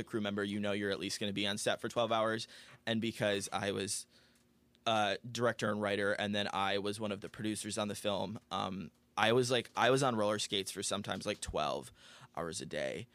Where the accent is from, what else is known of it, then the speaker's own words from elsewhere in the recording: Aurora, United States; moved away as an adult; now in Los Angeles, United States; I am originally from Aurora, born and raised